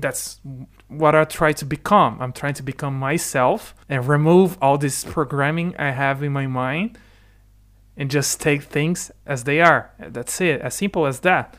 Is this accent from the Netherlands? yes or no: no; Brazil; first language Portuguese; English is a second language; moved away as an adult; also born or lived in Ireland; now in United Kingdom; my family immigrated to the Brazil, to Brazil